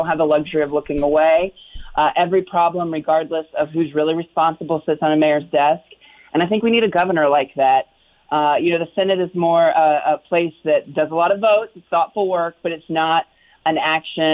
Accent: Indiana, United States; moved away as an adult; now in Dayton, United States; I'm from Indiana originally

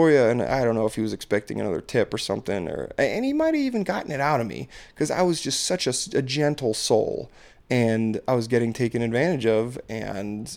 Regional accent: Maryland, United States; I'm from Maryland

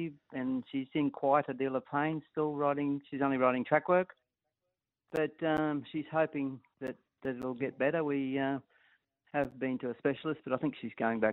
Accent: Atherton Tableland, Queensland, Australia; I'm originally from the Atherton Tableland in Queensland

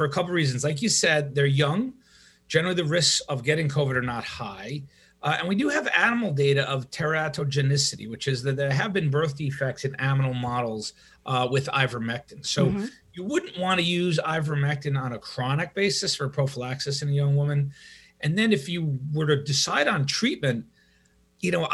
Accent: New York, United States; moved away; also born or lived in Madison; I'm from New York

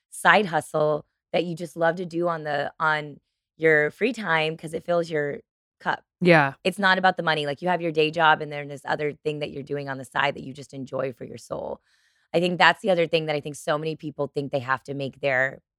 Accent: Chicago, Illinois, United States; I'm from Chicago

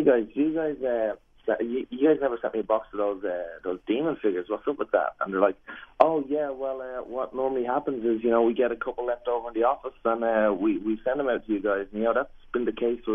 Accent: Ireland; moved away; my mom at home in Ireland

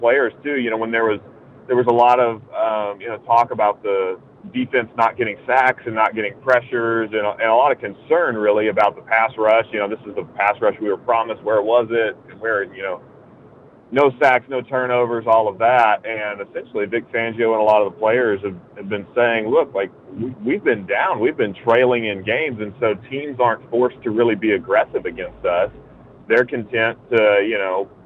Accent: Texas, United States; now in Denver, United States; I'm originally from Texas

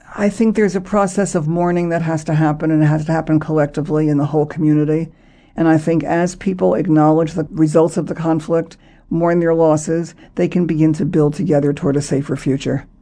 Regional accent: United States; me as an American

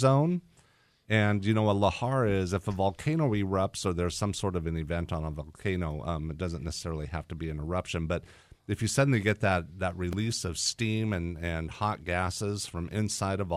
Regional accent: Montana, United States; now in Whatcom County, United States; Growing up in Montana

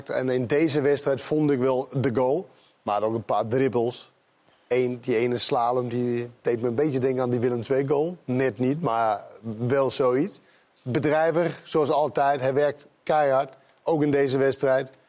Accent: Volendam, North Holland, Netherlands; Ik kom wel uit Volendam, maar...

